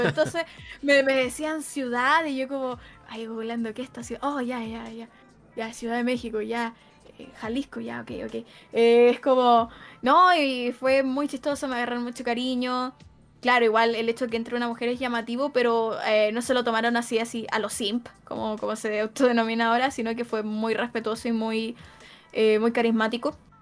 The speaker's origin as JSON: {"language": "Spanish", "country": "Chile", "accent": "Chilean", "said": "el chileno es muy notorio, muy chileno, muy notorio"}